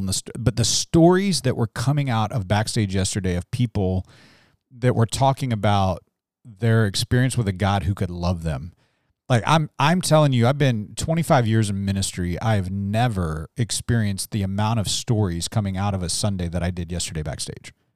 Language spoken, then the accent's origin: English; Salisbury, Maryland, United States; moved away; in my hometown, all everybody wanted to do was get away